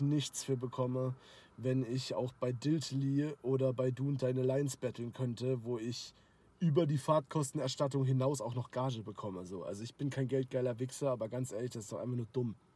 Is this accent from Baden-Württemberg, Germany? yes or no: yes; Karlsruhe, Baden-Württemberg, Germany; ich komme halt aus Karlsruhe